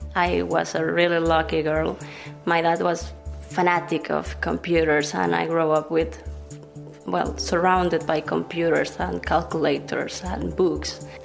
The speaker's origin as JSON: {"language": "English", "country": "Venezuela", "moved": "yes", "lives_now": "Barcelona, Spain", "said": "I'm from Venezuela, and I'm a researcher in the Barcelona Supercomputing Center."}